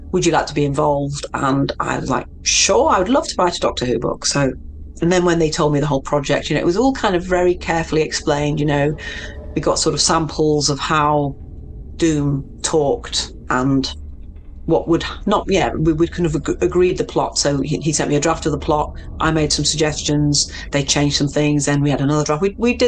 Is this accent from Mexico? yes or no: yes; Mexico; it's a Mexican name. So I'm from Mexico originally.